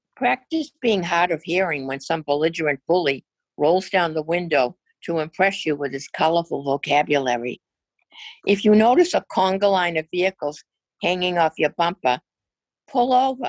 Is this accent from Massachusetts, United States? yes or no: yes; Massachusetts, United States; In my home state of Massachusetts, a tailgating incident threatened to turn deadly